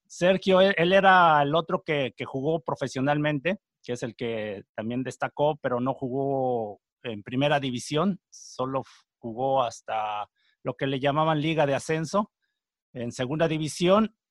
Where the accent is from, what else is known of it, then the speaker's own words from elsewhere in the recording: Texcoco, State of Mexico, Mexico; moved away; Yo soy de Texcoco, Estado de México